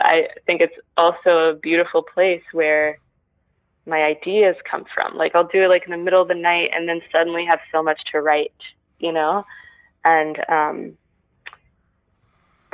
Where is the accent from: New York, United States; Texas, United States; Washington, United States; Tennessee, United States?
Texas, United States; now in Los Angeles, United States; growing up in Texas